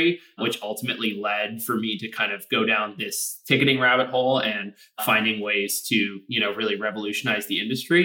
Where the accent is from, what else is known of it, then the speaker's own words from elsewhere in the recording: Toronto, Ontario, Canada; moved away; So I'm actually Canadian, originally born and raised in Toronto